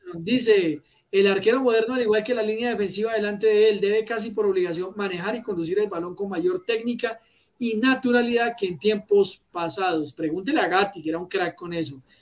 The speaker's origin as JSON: {"language": "Spanish", "country": "Colombia"}